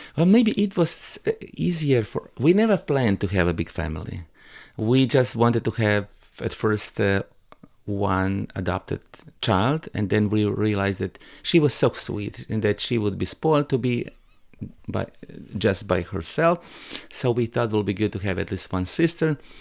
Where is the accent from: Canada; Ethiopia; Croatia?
Croatia; English is a second language; my hometown